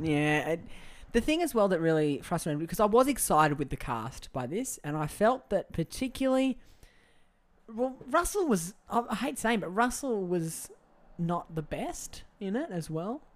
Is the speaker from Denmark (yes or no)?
no; Australia; I am Aussie